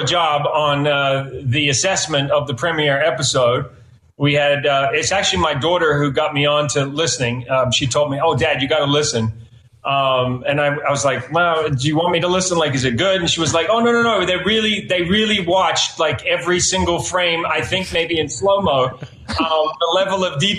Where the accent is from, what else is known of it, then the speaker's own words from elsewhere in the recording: New Zealand; now in United States; I am an immigrant. I come from New Zealand. We say weird things.